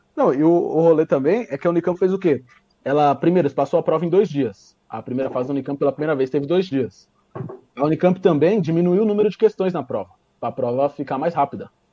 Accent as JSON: {"language": "Portuguese", "region": "São Paulo", "country": "Brazil", "said": "eu sou de, a gente é de São Paulo"}